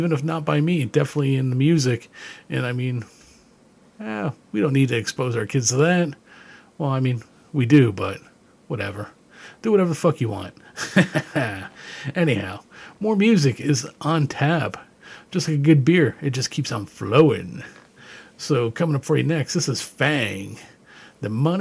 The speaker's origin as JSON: {"language": "English", "country": "Canada", "tie": "born or raised there", "said": "growing up in Canada"}